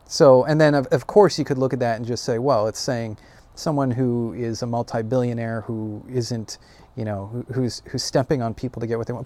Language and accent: English; United States; I'm an American